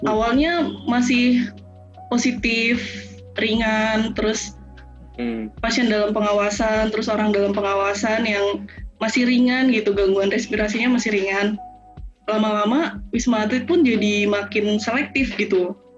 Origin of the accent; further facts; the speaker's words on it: Purwokerto, Central Java, Indonesia; Dan bahkan di daerah kayak saya kan dari Purwokerto ya, dari Banyumas.